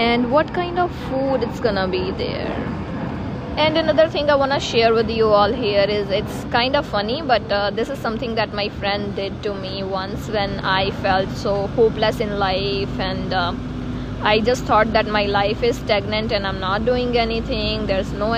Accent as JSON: {"language": "English", "country": "India", "moved": "as an adult", "lives_now": "Canada", "said": "I am from India"}